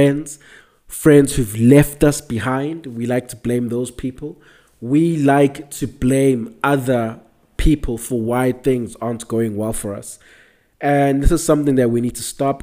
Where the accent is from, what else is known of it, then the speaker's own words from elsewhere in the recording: South Africa; I'm South African